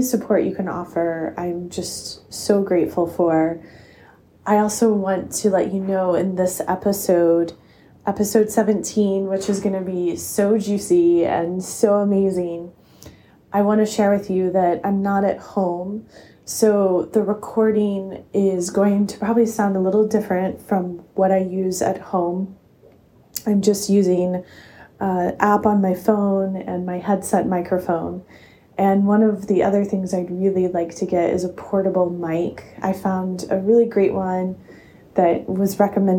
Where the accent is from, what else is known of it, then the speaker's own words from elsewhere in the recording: Asheville, North Carolina, United States; my hometown in Asheville, North Carolina